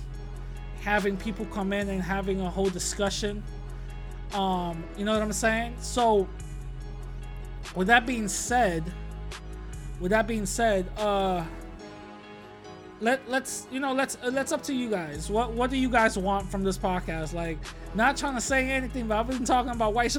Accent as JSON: {"language": "English", "region": "New York", "country": "United States", "tie": "born or raised there", "said": "when I was growing up in New York"}